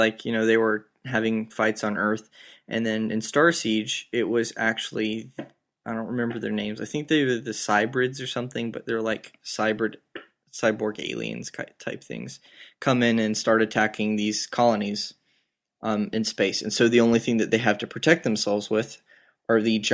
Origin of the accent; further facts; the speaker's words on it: South Georgia, United States; the people I grew up with in South Georgia